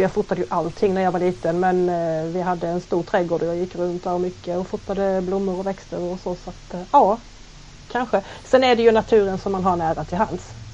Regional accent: Halmstad, Halland County, Sweden; äkta hallänning, född och uppvuxen i Halmstad

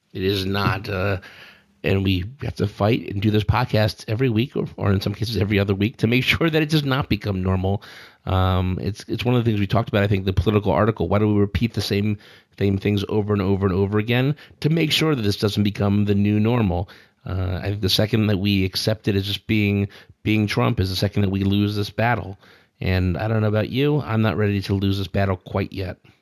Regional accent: United States

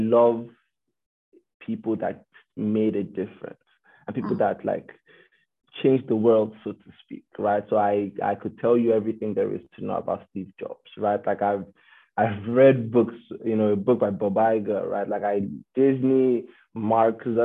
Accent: Nigeria; moved away as an adult; now in Canada; Aino and I are both Nigerians, born and raised.

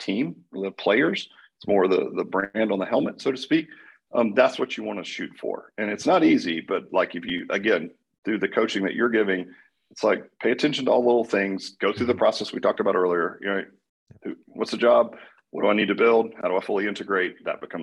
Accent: Dallas, Texas, United States; I'm from Dallas

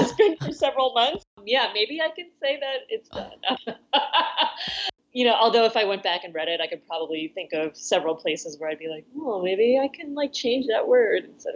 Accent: New York City suburbs, United States; He's born in New York City like I was. He's raised in the suburbs like I was

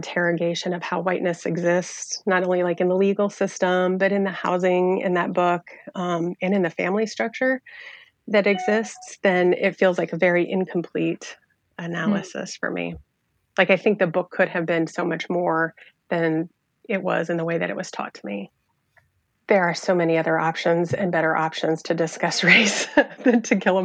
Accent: rural Iowa, United States; I was a sophomore in a small town in rural Iowa

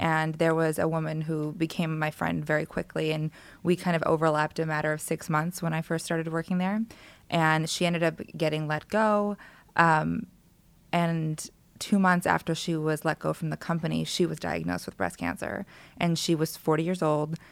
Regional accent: Los Angeles, California, United States; also born or lived in Palmdale; I was born in Los Angeles and stayed here for a little bit, and then my family moved out to Palmdale, Um, but my grandparents lived in Koreatown, so I was here all the time.

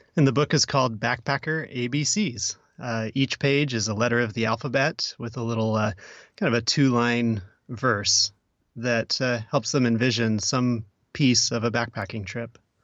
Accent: Oregon, United States; I'm also from Oregon

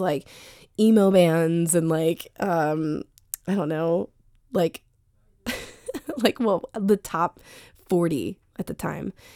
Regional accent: Sterling, Virginia, United States; moved away as an adult; also born or lived in New York City; now in Washington, D.C., United States; I grew up in Northern Virginia. I grew up in Sterling

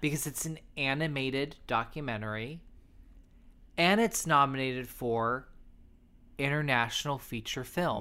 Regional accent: San Diego, California, United States; I'm from San Diego, so I'm from Southern California.

